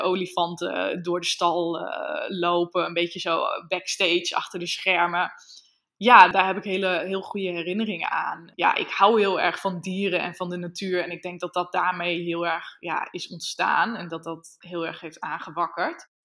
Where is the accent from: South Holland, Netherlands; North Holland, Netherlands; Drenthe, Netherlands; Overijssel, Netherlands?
Drenthe, Netherlands; Emmen; Emmen, dat is de gemeente waar ik ben opgegroeid